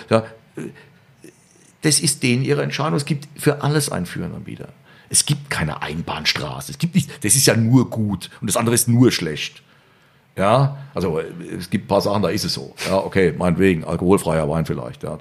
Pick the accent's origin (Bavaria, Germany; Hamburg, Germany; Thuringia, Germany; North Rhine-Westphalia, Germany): Bavaria, Germany; Bei uns in Bayern jetzt?